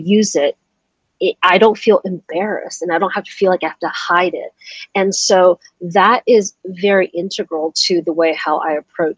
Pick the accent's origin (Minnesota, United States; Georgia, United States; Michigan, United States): Georgia, United States; also born or lived in Taiwan; I moved to the States when I was 6 years old, and we landed in a place in the States, the small suburb of Georgia